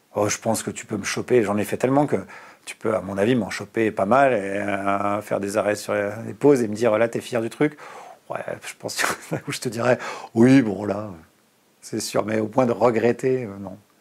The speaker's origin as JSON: {"language": "French", "region": "Bourgogne-Franche-Comté", "country": "France", "tie": "born or raised there", "also_born_or_lived": "Burgundy (near Dijon)", "said": "Moi, je suis né en Bourgogne, à côté de Dijon, et j'ai grandi en Franche-Comté"}